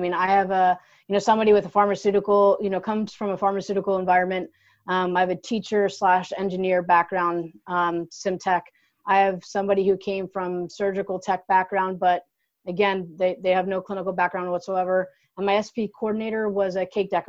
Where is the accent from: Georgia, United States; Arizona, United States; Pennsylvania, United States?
Pennsylvania, United States; Luzerne County; I'm originally from Luzerne County in Pennsylvania